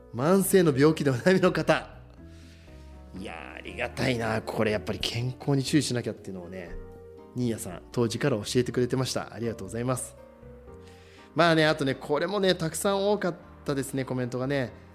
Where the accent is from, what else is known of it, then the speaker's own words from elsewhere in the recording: Shizuoka, Japan; 私たち静岡人